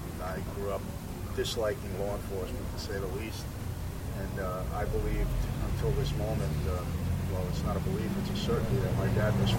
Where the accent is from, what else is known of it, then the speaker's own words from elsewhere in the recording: New York City, New York, United States; I grew up in Brooklyn, New York